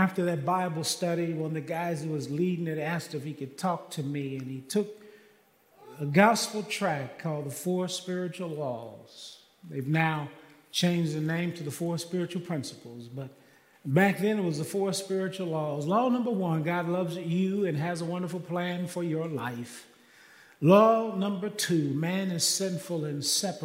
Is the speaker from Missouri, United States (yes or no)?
yes; Kansas City, Missouri, United States; now in Texas, United States; I am from Kansas City, and I was born and raised there